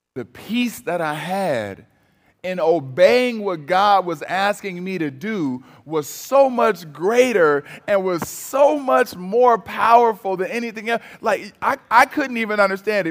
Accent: Cleveland, Ohio, United States; moved away; also born or lived in Michigan; I'm originally from Cleveland, Ohio

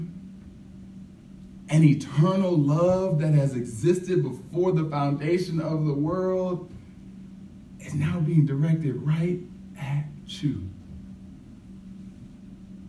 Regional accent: Cleveland, Ohio, United States; I was raised in Cleveland

